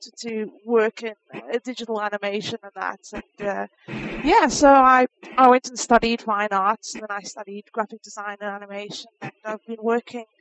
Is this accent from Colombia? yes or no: no; South Africa; moved away as an adult; now in United States; I'm originally from South Africa, and I moved to the States at the beginning of this year.